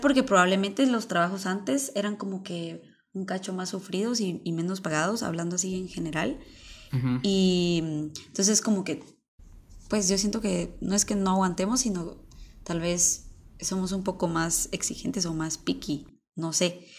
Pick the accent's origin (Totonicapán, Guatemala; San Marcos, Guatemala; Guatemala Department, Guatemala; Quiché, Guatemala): Guatemala Department, Guatemala; Mixco; nací en Misco